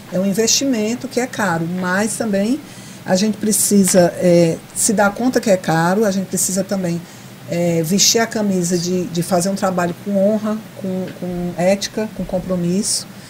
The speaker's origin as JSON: {"language": "Portuguese", "town": "Fortaleza", "region": "Ceará", "country": "Brazil", "moved": "as an adult", "lives_now": "Mossoró, Brazil", "said": "eu sou cearense de Fortaleza, estou em Mossoró há 14 anos"}